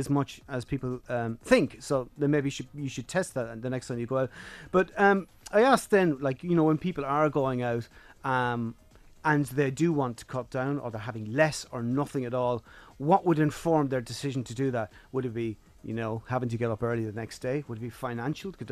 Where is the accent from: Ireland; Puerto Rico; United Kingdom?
Ireland; Kilkenny, Leinster; I was out the other night with a bunch of my old friends from Kilkenny. I'm from Kilkenny